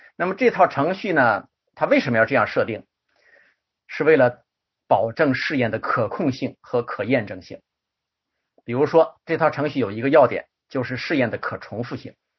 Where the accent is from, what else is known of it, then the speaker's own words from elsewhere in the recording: China; 我们中国人